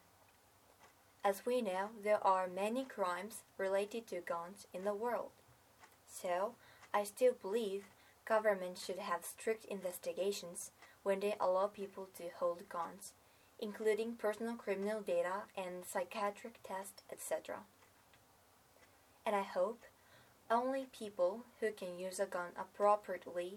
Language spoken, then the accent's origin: English; Japan; I was born in Japan, which does not allow owning a weapon